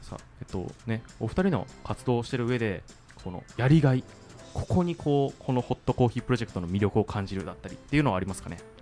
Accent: Hiroshima, Japan; moved away as an adult; now in Kyoto, Japan; 広島出身

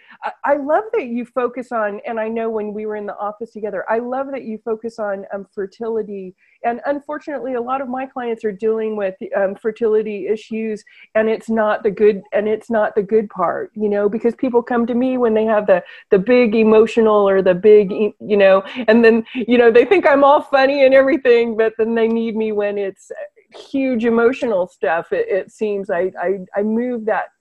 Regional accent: California, United States; I grew up in California

